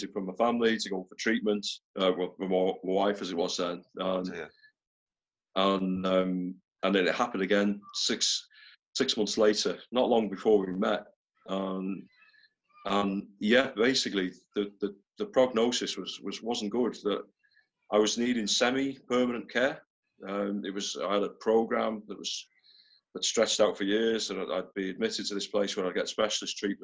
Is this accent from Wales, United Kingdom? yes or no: yes; North Wales, United Kingdom; now in near Liverpool, United Kingdom; I grew up in North Wales. I grew up in a small town there.